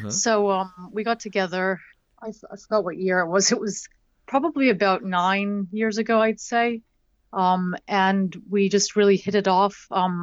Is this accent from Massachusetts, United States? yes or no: yes; Boston, Massachusetts, United States; I'm originally from Boston. I don't have a Boston accent, as you can probably tell.